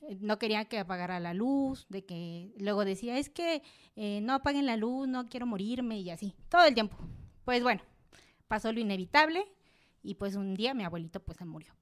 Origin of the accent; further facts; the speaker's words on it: Oaxaca, Mexico; yo soy de Oaxaca, allá donde pasa todo